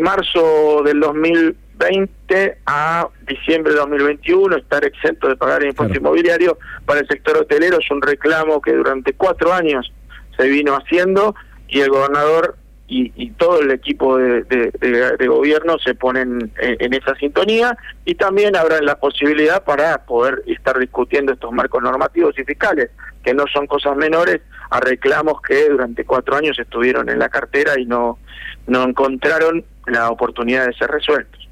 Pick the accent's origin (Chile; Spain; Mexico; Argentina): Argentina; Buenos Aires; moved away; also born or lived in interior of Argentina; Yo soy oriundo de Capital Federal